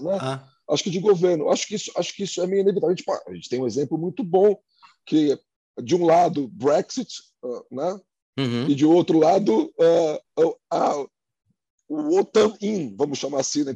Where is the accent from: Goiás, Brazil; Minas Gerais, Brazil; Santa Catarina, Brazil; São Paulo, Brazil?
São Paulo, Brazil; Santos; now in São Paulo, Brazil; eu sou de Santos, cidade uhum. no, no, litoral de São Paulo